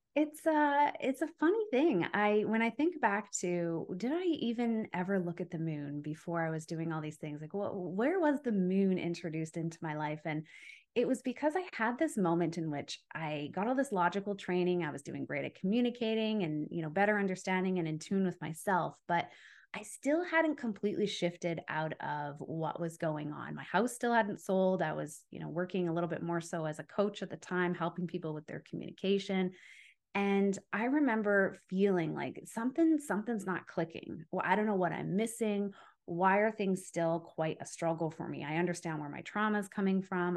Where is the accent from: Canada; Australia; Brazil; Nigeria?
Canada; Calgary, Alberta; moved away as an adult; also born or lived in Ontario; I'm from Calgary, Alberta, but I was living in Ontario at the time.